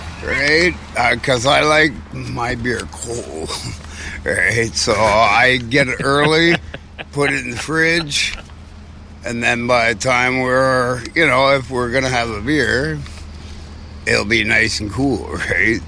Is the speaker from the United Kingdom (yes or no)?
yes; England, United Kingdom; now in Canada; I'm English